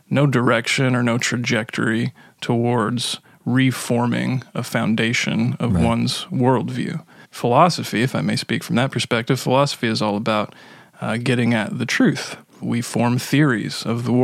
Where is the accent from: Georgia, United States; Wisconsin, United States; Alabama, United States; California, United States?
Wisconsin, United States; Milwaukee; we're from Milwaukee.